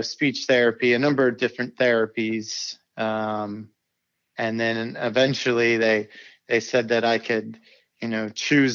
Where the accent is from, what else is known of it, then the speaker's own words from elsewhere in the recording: South Bend, Indiana, United States; I'm from South Bend, Indiana.